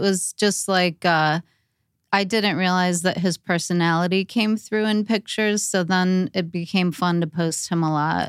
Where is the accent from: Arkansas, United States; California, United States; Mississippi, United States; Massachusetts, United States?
California, United States; Torrance; I grew up in Torrance